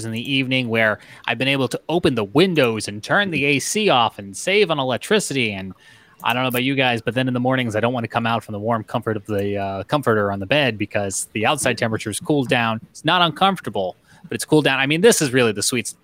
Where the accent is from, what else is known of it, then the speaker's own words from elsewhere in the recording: Long Island, New York, United States; I grew up on Long Island